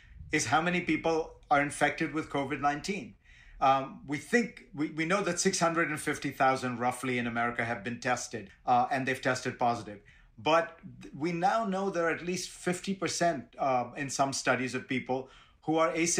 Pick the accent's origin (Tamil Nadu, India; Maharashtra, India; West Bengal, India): Maharashtra, India; Mumbai; now in New York City, United States; I grew up in Bombay and now live in New York City